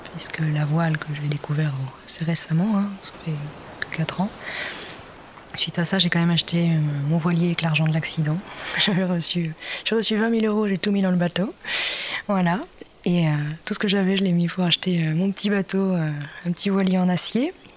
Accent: between Nantes and Saint-Nazaire, Pays de la Loire, France; also born or lived in Brittany; Je suis née en Bretagne, euh, en pleine campagne, et, euh, donc j'ai grandi euh, entre Nantes et Saint-Nazaire.

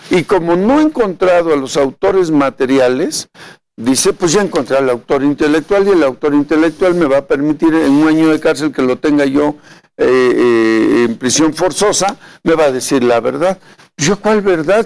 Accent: Veracruz, Mexico; soy un veracruzano que ha sido dos veces diputado federal, he sido alcalde de Tecolutla

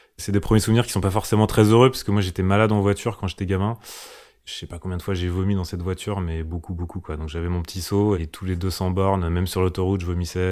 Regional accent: Lyon, Auvergne-Rhône-Alpes, France; now in Paris, France; je suis né en 1980 à Lyon.

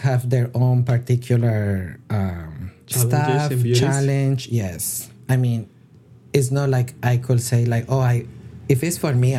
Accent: Colombia; moved away; I'm originally from Colombia

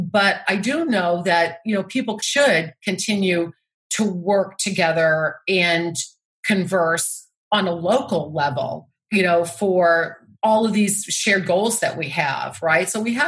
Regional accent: Massachusetts, United States; You know, I come from Massachusetts where we have these beautiful beaches in Cape Cod.

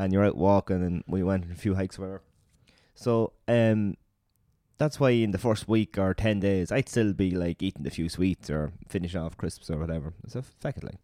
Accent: Ireland; we're Irish

